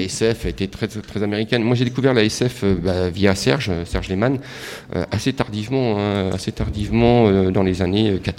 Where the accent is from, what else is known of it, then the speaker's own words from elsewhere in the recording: Ardennes, Grand Est, France; je viens des Ardennes, hein, je suis d'origine des Ardennes